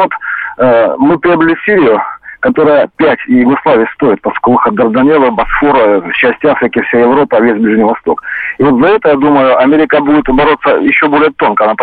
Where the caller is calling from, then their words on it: Krasnodar, Krasnodar Krai, Russia; Да, добрый вечер, Краснодар, ….